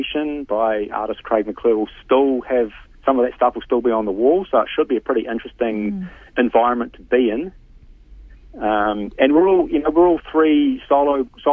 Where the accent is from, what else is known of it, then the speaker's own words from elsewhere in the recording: Tauranga, Bay of Plenty, New Zealand; also born or lived in Morrinsville / Hamilton; now in Tauranga, New Zealand; I grew up in Tauranga, and when I left, I mean, I think I was 18 when I left